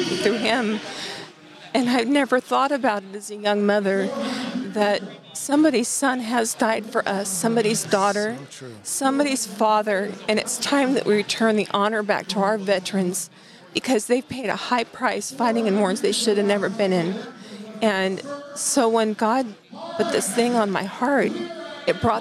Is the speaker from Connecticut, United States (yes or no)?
no; Burney, California, United States; also born or lived in Biggs, California; I grew up in Bernie.